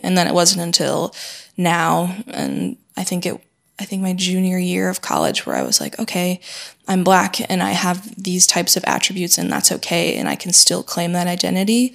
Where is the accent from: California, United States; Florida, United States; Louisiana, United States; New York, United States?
New York, United States; Syracuse; moved away as an adult; now in Paris, France; I grew up in Syracuse, New York, which is um, five hours north of New York City